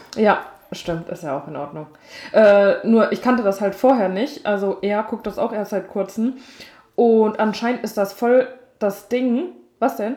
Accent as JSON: {"language": "German", "country": "Germany", "moved": "yes", "said": "da, wo ich herkomme, aus dem Berzenwald"}